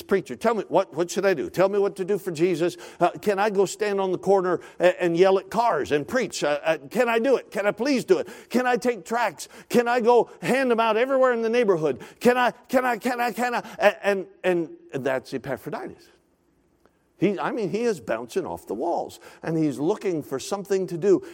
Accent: Alaska, United States; now in Woodbridge, United States; I grew up in Alaska, spent all my life in Alaska

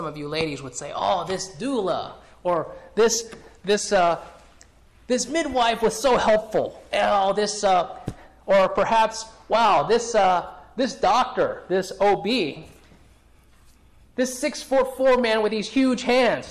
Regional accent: California, United States; when I grew up in California

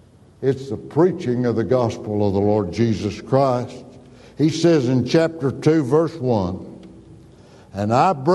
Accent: Stinnett, Texas, United States; My dad, we moved to Stinnett, Texas. There's nothing beautiful about that town. I wish I could say my hometown was a beautiful place. It's just a sand, just kind of, it was an oil field town.

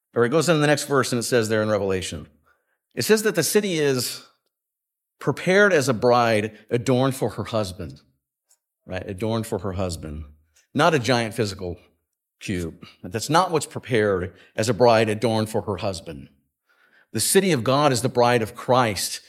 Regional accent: West Coast, United States; moved away; I grew up on the West Coast

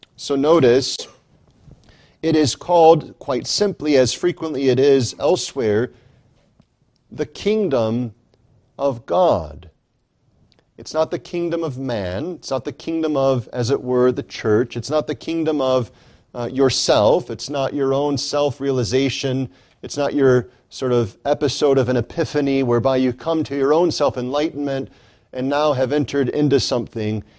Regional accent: United States; I am in this nation, in this society, in this civilization merely because I was born here

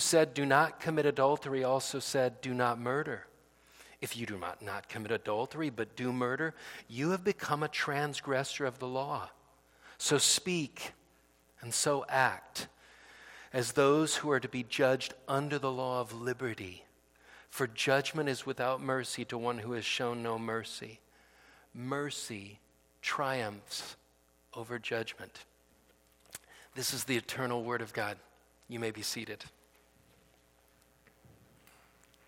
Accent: Fresno, California, United States; I grew up in Fresno

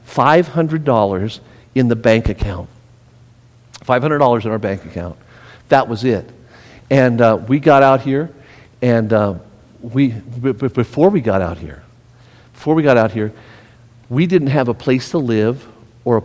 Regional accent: Las Vegas, Nevada, United States; moved away as an adult; I was born and raised in Las Vegas

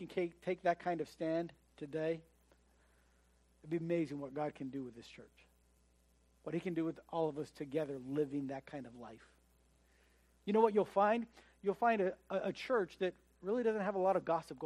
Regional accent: United States; as an American

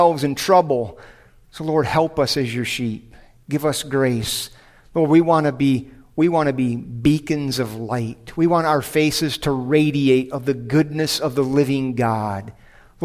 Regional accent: United States

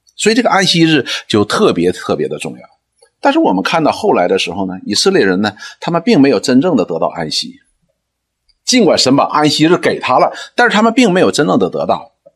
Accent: China; 我们中国人讲说什么，逢庙就拜

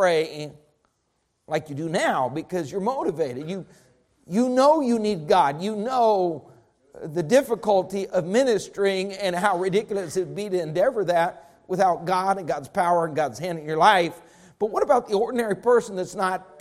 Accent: Texas, United States; I'm Texan in my DNA

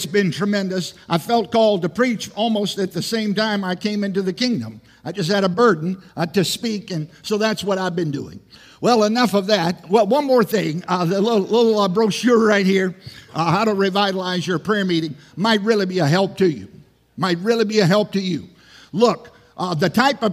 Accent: Southside, Virginia, United States; I grew up in Southside, Virginia

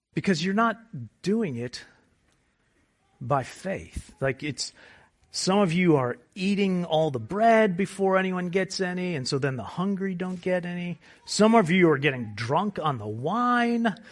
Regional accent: United States; we're American

